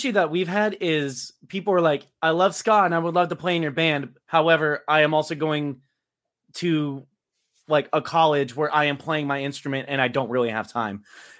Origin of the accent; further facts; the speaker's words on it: Fresno, California, United States; North Central, SenCal, ska punk, whatever. We say we're from Fresno because people know where that is.